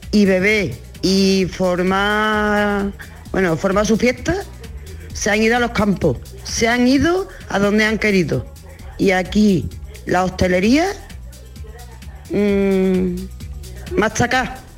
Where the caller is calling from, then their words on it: El Puerto de Santa María, Andalusia, Spain; Soy de Puerto Santa, María. Por lo que está usted hablando, pues justo yo eh, tengo abajo un bar de barrio